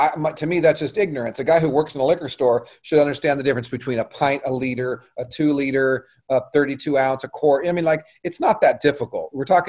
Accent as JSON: {"language": "English", "country": "United States", "said": "as an American"}